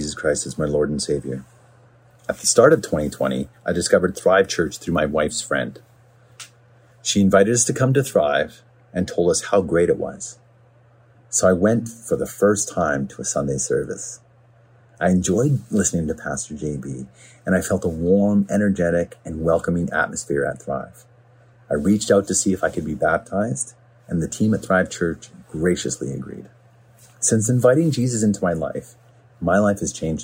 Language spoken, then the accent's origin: English; Smithers, British Columbia, Canada; also born or lived in Vancouver; now in Port Coquitlam, Canada; I'm from a small town in central BC called Smithers. I moved to Vancouver in 1996, and I currently reside in Port Coquitlam. See, growing up in Smithers was a great place to be raised.